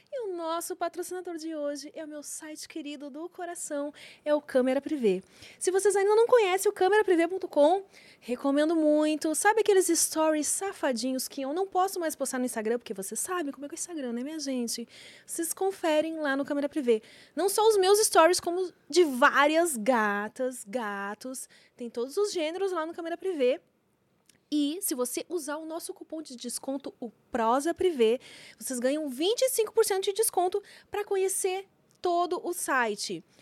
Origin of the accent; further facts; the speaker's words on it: Brazil; Aqui a gente é brasileiro